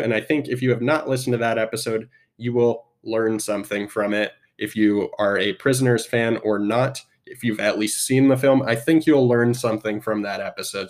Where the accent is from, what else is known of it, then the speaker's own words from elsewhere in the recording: Spokane, Washington, United States; also born or lived in Seattle; I am from Spokane. Well, I was born in Seattle, but I moved to Spokane at a young age and was raised mostly in Spokane.